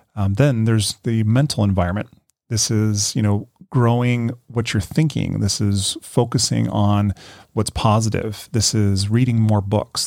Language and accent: English; Colorado, United States; moved away as an adult; also born or lived in Denver, Colorado; now in Carlsbad, United States; I was born and raised in Colorado. You know, I was a Colorado boy.